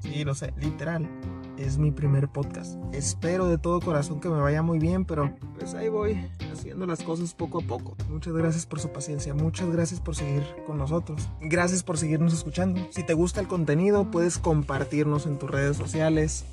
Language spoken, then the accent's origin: Spanish; northern Mexico, Mexico; accent: norteño; Vivo literalmente en la axila de México, así que si notan mi acento, dicen, eh, ah, este es del norte.